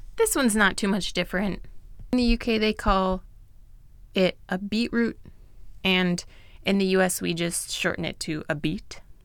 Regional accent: United States; I'm American

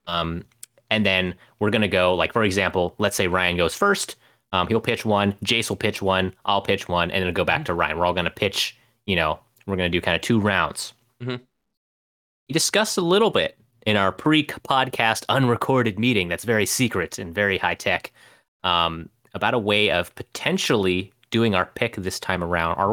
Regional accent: London, United Kingdom; I'm from London.

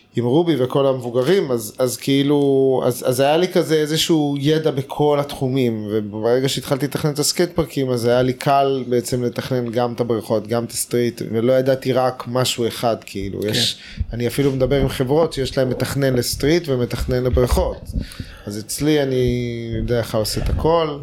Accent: Tel Aviv, Tel Aviv District, Israel; also born or lived in California, United States; אני גדלתי בנחלת יצחק בתל, אביב

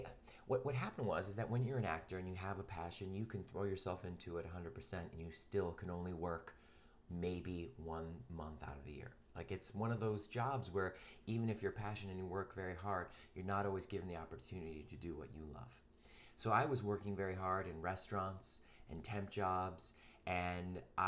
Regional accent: Cleveland, Ohio, United States; also born or lived in New York; now in Los Angeles, United States; I grew up in Cleveland, Ohio

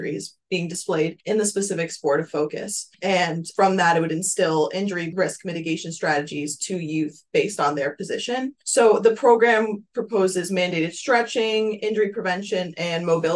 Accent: Westchester County, New York, United States; moved away as an adult; now in Buffalo, United States; I'm originally from Westchester County

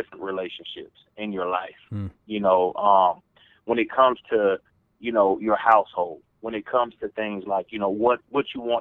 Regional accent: Atlanta, Georgia, United States; accent: Southern; moved away; I'm from Atlanta, Georgia

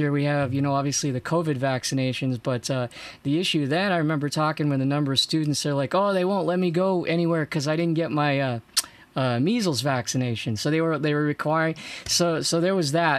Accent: Maine, United States; I grew up in Maine

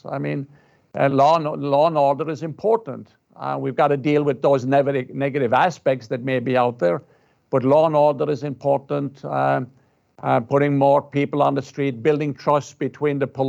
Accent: Ireland; now in United States; I'm Irish. And I'm from Ireland

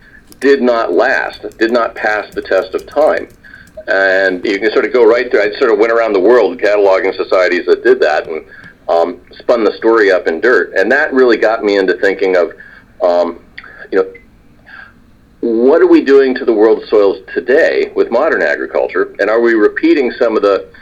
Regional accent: California, United States; I grew up in California

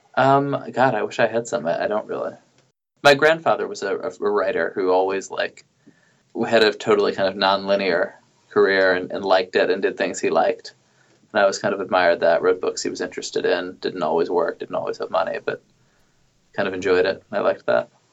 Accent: New York, United States; moved away as an adult; also born or lived in Indianapolis; I grew up in New York

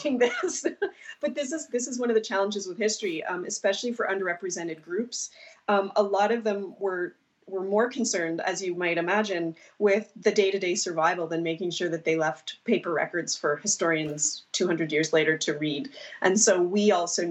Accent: Cape Breton Island, Nova Scotia, Canada; I grew up here on Cape Breton Island

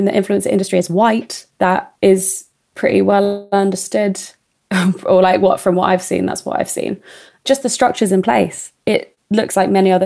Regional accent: Tunbridge Wells, South East England, United Kingdom; I'm really lucky to have grown up in Tunbridge Wells

